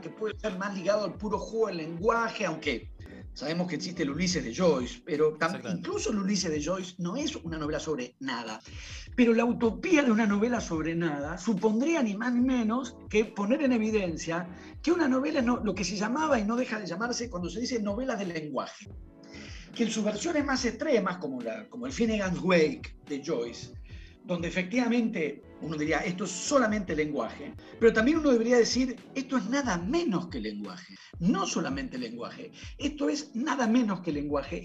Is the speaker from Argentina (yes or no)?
yes; Buenos Aires, Argentina; yo soy de Buenos Aires